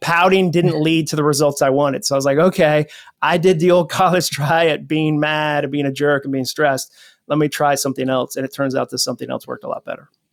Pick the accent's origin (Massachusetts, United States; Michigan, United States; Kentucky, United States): Massachusetts, United States; also born or lived in Atlanta; now in Nashville, United States; I grew up in Massachusetts